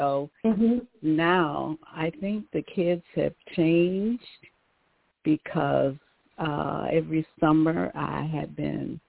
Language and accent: English; Gary, Indiana, United States; moved away as an adult; now in Michigan, United States; my hometown is Gary, Indiana